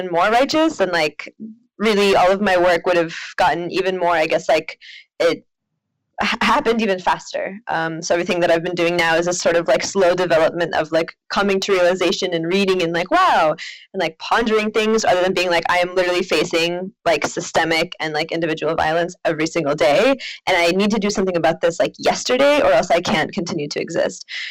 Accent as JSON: {"language": "English", "region": "Oklahoma", "country": "United States", "tie": "born or raised there", "moved": "yes", "said": "growing up in Oklahoma"}